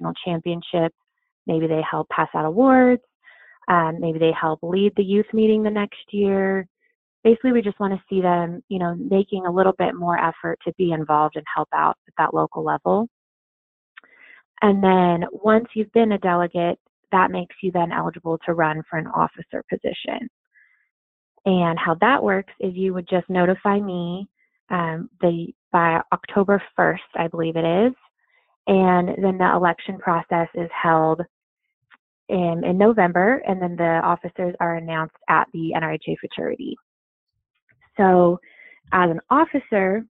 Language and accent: English; California, United States; moved away; also born or lived in Oklahoma; I grew up in California